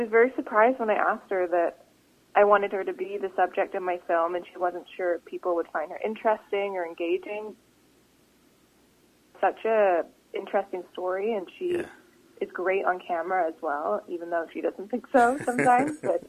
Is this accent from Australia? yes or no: no; Vancouver, British Columbia, Canada; accent: Canadian; also born or lived in United Kingdom; I was born in the UK, even though my English accent is virtually gone, especially when I'm, like, talking to people and like, old Canadian accent comes out.